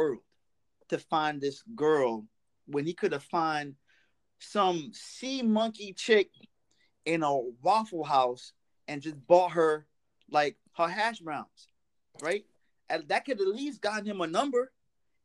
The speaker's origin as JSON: {"language": "English", "country": "Trinidad & Tobago", "accent": "Trini", "said": "I thought about like putting on like my Trini accent"}